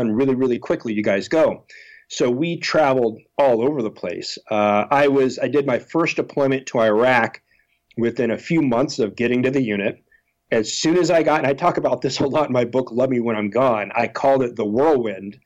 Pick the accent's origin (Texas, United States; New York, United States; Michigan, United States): Texas, United States; being from a military family, growing up in Texas